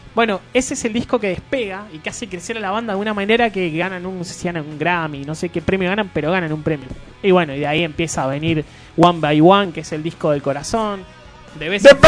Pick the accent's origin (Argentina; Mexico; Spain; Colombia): Argentina; Como argentino cabeza que somos